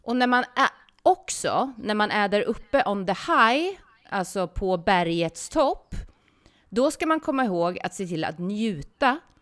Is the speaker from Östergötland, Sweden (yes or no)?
yes; Ljungsbro, Östergötland, Sweden; moved away; also born or lived in Linköping; Ljungsbro, mm. där jag kommer ifrån